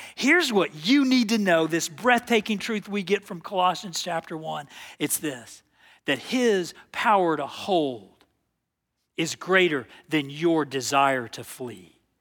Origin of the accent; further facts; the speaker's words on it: Texas, United States; I was from Texas